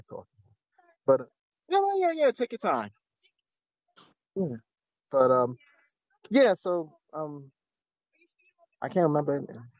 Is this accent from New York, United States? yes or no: yes; Freeport, New York, United States; I grew up in Freeport.